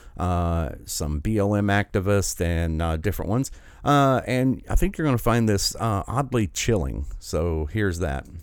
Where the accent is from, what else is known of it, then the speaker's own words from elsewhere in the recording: United States; I've been privileged enough to be born in this country